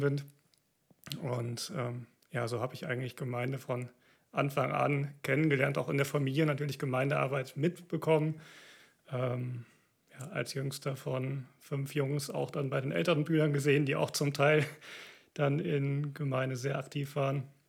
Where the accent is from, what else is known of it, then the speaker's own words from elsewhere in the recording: Siegerland, North Rhine-Westphalia, Germany; now in Cologne, Germany; Ich komme aus dem Siegerland, so der südöstlichste Zipfel Nordrhein-Westfalens